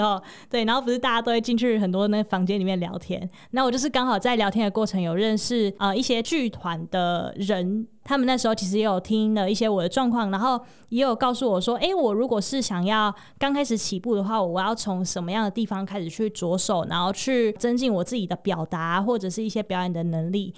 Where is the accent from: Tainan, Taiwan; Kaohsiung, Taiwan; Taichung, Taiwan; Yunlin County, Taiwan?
Tainan, Taiwan; moved away as an adult; now in Hsinchu, Taiwan; 因为我是台南人嘛